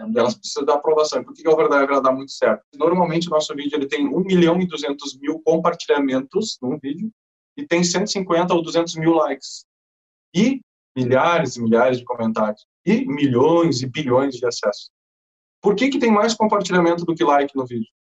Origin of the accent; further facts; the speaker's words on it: Brazil; o Overdrive é do Brasil com maior orgulho, somos brasileiros